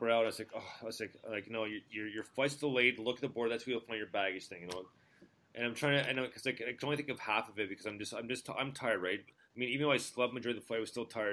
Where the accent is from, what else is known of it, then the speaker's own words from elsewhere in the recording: Montreal, Quebec, Canada; moved away as an adult; I, was born and raised in Montreal, right? So I was there for 17 and a half years